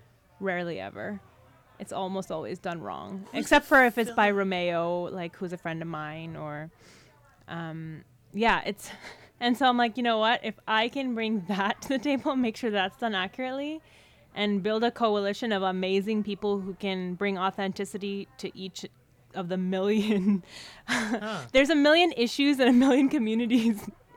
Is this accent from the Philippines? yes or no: yes; Philippines; I'm Filipino, though, which is the lead story in the book.